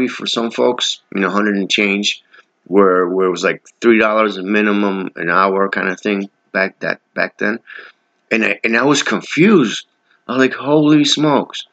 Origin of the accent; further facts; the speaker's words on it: New York City, New York, United States; I'm from New York City